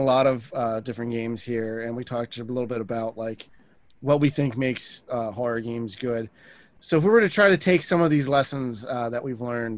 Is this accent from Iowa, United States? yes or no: no; New Jersey, United States; we're all from Jersey here.